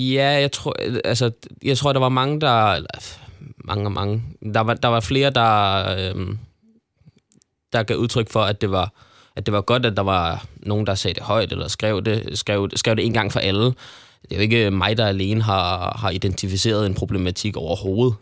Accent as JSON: {"language": "Danish", "town": "Frederiksberg", "region": "Capital Region of Denmark", "country": "Denmark", "tie": "born or raised there", "said": "jeg voksede op på Frederiksberg og spillede i Frederiksberg Boldklub FB"}